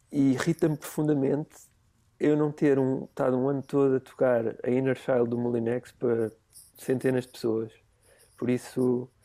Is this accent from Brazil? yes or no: no; Parede, Lisbon, Portugal; na, na, parede, sou da linha de Cascais.